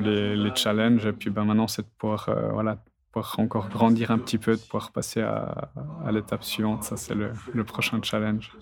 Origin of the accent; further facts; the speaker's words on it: Neuchâtel, Switzerland; je viens du canton de Neuchâtel. Mes parents sont agriculteurs, donc j'ai toujours vécu euh, dans ce milieu-là étant petit, donc euh, à la campagne